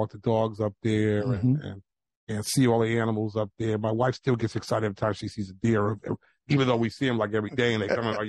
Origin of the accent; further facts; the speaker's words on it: New Haven, Connecticut, United States; moved away as an adult; also born or lived in Medford, Massachusetts / California / Florida / Houston, Texas; I was born and raised in New Haven. I was born on Orchard Street, actually, at the old Grace Hospital that now is St. Raphael's.